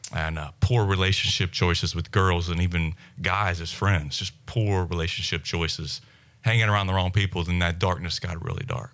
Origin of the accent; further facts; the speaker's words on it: South Louisiana, United States; growing up in South Louisiana